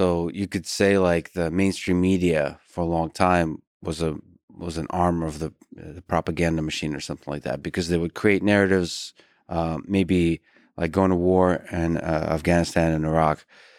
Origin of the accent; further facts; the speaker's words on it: United States; I'm American through and through